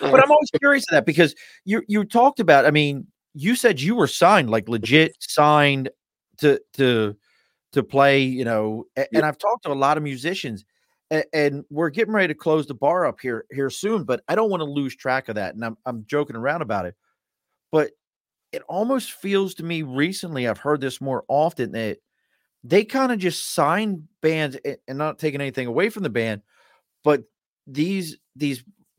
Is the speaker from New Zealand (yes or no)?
no; Chicago, Illinois, United States; We're from Chicago.